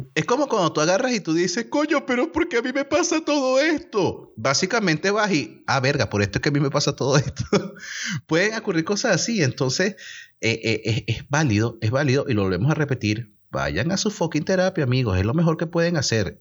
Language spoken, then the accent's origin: Spanish; Venezuela; moved away; como buenos venezolanos que somos, que estamos en otros países